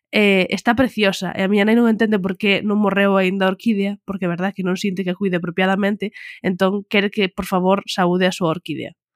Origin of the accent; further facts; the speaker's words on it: Pontevedra province, Galicia, Spain; a provincia de onde son eu, donde está a casa dos meus pais e todo, a peor provincia, Pontevedra.